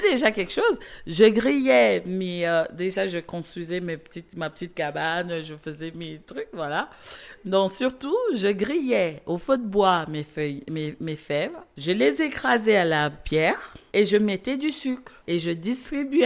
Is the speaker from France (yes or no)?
no; South, Cameroon; moved away; moi, je suis née au Cameroun, région du sud du Cameroun.